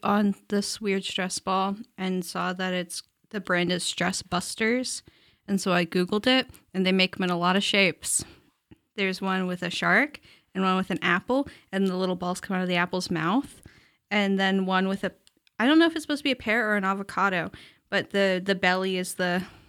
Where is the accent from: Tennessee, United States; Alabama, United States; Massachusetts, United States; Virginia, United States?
Tennessee, United States; Cal does that anytime that I'm from Tennessee is brought up.